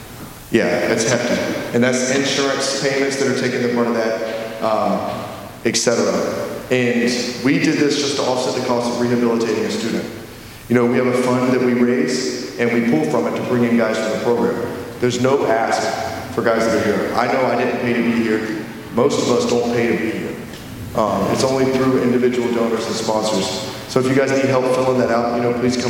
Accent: the South, United States; moved away; I am from the South

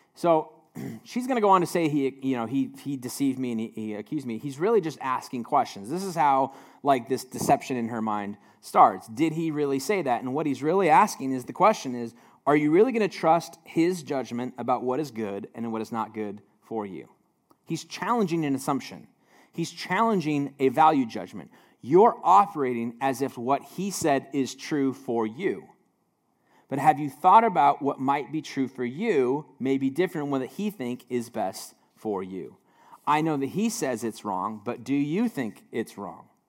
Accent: United States; as an American, living in a hyper individualized society

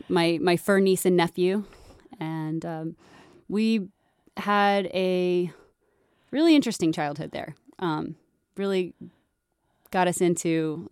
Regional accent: Yorktown, Virginia, United States; also born or lived in Dayton, Ohio; I was born in Dayton, Ohio, but only lived there for 2 years before my family moved me all over. I was raised mostly in Virginia, Yorktown, Virginia, where the history comes from.

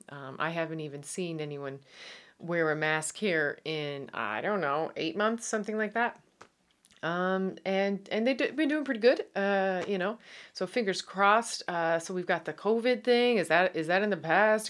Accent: Newfoundland and Labrador, Canada; accent: Irish twang; Canadian; moved away as an adult; now in Netherlands; Uh, yes, I am from Newfoundland

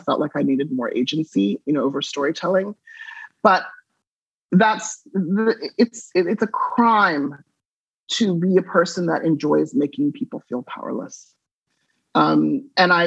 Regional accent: South Africa; moved away; I was raised in South Africa during apartheid

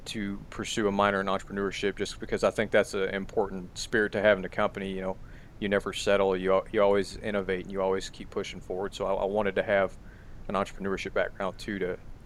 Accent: Jacksonville, Texas, United States; I was born and raised in East Texas, in a small town called Jacksonville

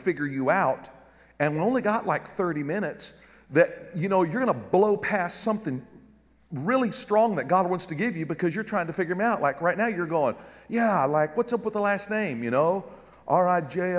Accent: Garden City, Kansas, United States; moved away; my hometown in Garden City, Kansas

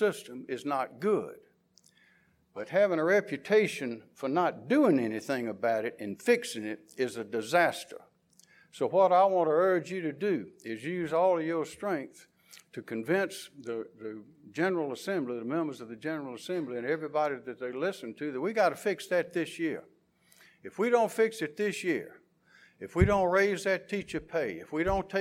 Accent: Columbia, South Carolina, United States; I was born and raised in Columbia.

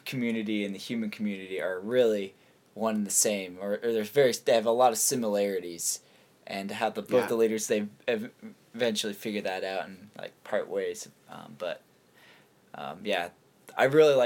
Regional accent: Scarborough, Maine, United States; moved away as an adult; now in Kurobe, Japan; I'm from Scarborough, Maine. So, southern Maine, where everyone basically lives in Maine, in southern Maine.

